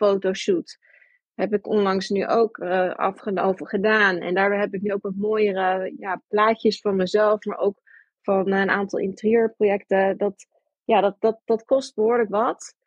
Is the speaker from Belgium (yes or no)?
no; New York, United States; now in Netherlands; Ik ben geboren ook in Amerika, ik ben opgegroeid in New York.